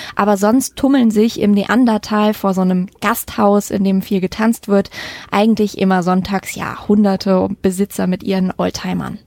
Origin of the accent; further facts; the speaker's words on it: Mettmann, North Rhine-Westphalia, Germany; moved away; wir sind, äh, in meiner alten Heimat im, äh, Mettmann